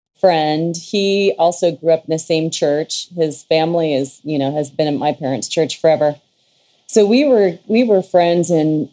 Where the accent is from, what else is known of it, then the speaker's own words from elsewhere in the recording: Ontario, California, United States; I grew up in Ontario, Upland area, and my dad was the pastor of Ontario Church of God